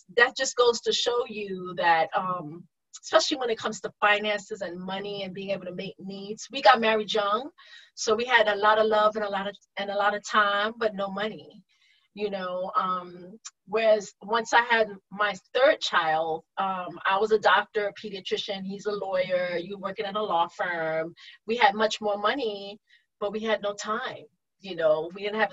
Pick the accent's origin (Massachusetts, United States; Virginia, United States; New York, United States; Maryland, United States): New York, United States; moved away; I grew up in New York